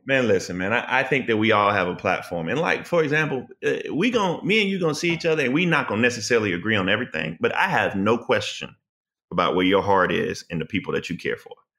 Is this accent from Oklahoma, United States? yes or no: no; South Carolina, United States; I'm from the South. I'm from South Carolina